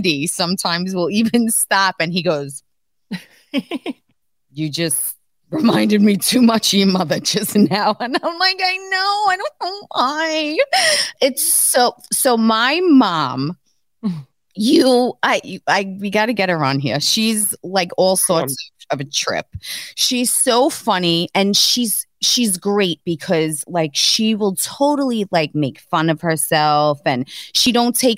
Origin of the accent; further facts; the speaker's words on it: New York City, New York, United States; also born or lived in Queens, New York; I came from East New York, Brooklyn, where like people wore like Timberlands, Jordan